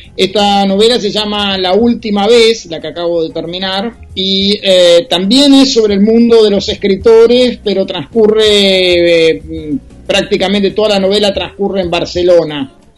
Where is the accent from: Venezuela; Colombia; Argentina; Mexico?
Argentina; los escritores argentinos